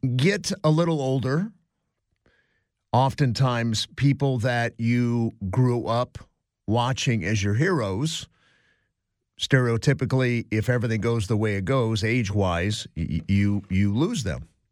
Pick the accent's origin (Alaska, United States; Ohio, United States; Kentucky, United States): Ohio, United States; Cleveland; now in Los Angeles, United States; Growing up in Cleveland, Ohio as a young boy